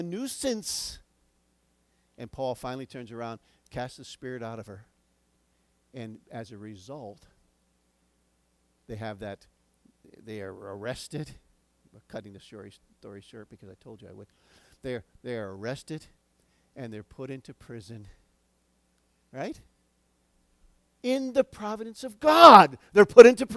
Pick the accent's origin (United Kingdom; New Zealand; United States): United States; as American citizens